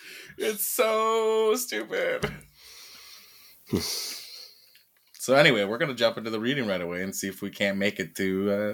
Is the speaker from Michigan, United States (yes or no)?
yes; Michigan, United States; I'm from Michigan.